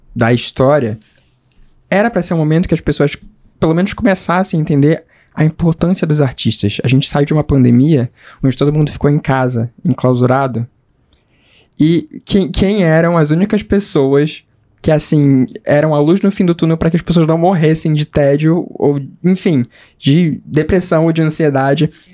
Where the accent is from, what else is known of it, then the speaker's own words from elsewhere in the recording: Pará, Brazil; eu, como paraense